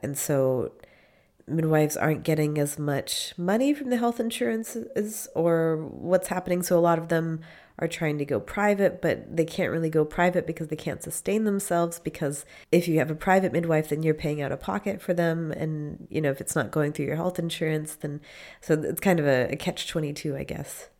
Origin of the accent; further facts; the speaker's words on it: Maine, United States; moved away as an adult; now in Freiburg, Germany; I am from Maine